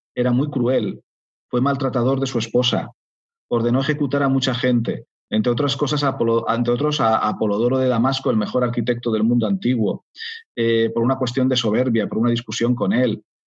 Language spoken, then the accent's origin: Spanish; Spain